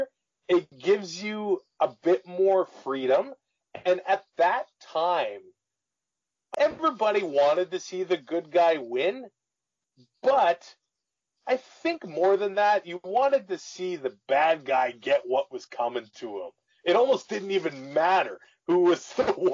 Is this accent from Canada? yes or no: yes; Canada; As a Canadian kid